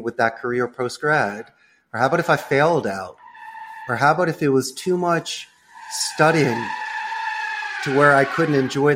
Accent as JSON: {"language": "English", "town": "Philadelphia", "region": "Pennsylvania", "country": "United States", "tie": "born or raised there", "also_born_or_lived": "Arizona / Spain", "moved": "as an adult", "lives_now": "Costa Rica", "said": "I grew up in Northeast Philly"}